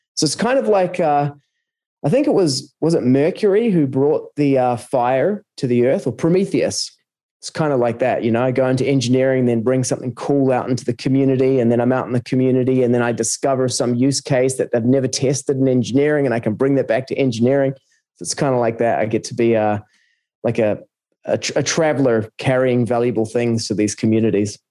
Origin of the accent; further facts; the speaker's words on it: New Zealand; moved away; also born or lived in South America / Australia; I'm originally from New Zealand, um, lived in various places around the world, uh, South America for a few years and uh, Australia for nearly a couple of decades